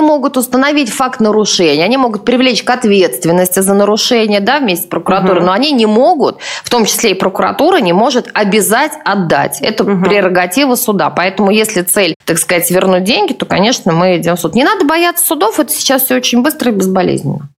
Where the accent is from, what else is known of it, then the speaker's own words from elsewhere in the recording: Tula, Tula Oblast, Russia; мой родной город, Тула